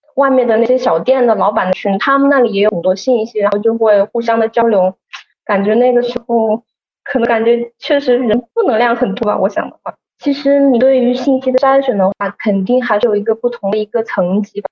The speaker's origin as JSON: {"language": "Chinese", "town": "Wuhan", "region": "Hubei", "country": "China", "said": "我这边呢还是在武汉。首先，因为我是本地人，然后的话我工作也是在本地嘛"}